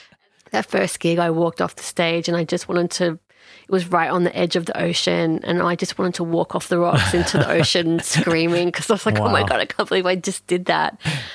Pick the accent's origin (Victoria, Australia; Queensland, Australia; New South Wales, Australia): Queensland, Australia; Townsville; born there; I was born in Townsville.